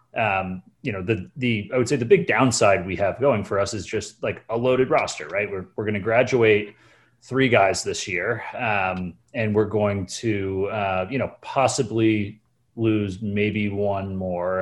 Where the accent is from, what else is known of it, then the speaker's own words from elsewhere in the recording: Connecticut, United States; I grew up in Connecticut